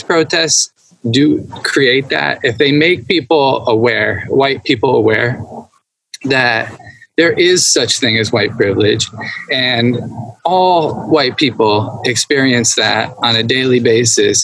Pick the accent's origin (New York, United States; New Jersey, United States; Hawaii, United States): New Jersey, United States; Wayne; now in California, United States; growing up in New Jersey, I lived in like a white town, a white suburb in New Jersey